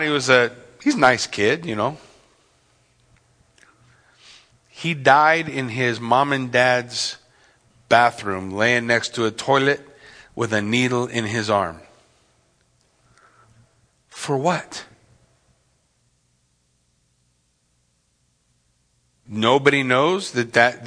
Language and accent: English; Yucaipa, California, United States; I grew up in Yucaipa in California.